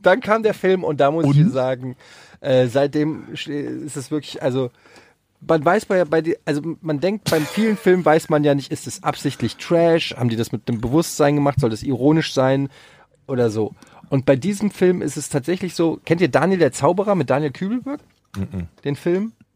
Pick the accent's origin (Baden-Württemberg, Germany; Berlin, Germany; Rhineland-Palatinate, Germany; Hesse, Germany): Hesse, Germany; Frankfurt am Main; ich habe früher als Kind auf dem Öderwegstraßenfest, äh, wer es noch kennt, in Frankfurt habe ich immer so äh, Kinderflohmarktmäßig